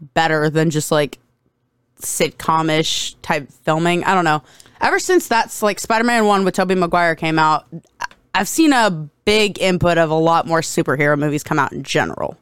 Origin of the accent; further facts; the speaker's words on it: United States; I'm American